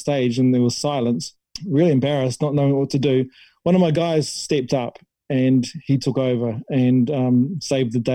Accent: Waitara, Taranaki, New Zealand; My hometown in Taranaki, Waitara.

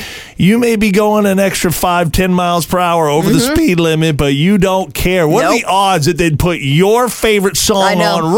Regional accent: Southern California, United States; moved away as an adult; I grew up in Southern California where I've been here long enough where it's okay

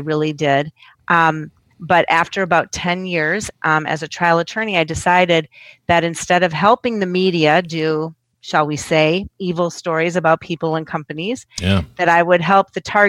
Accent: Minnesota, United States; also born or lived in Cambridge, Massachusetts; now in Washington, D.C., United States; I grew up in Minnesota.

